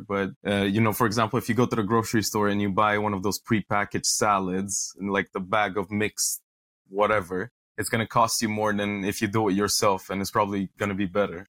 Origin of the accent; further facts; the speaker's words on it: Romania; moved away as an adult; also born or lived in Netherlands; I was born in Romania and then I moved to the Netherlands and Europe for university